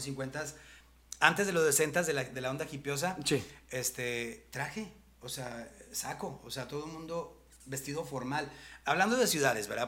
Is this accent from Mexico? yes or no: yes; Monterrey, Nuevo León, Mexico; Yo sí soy de Monterrey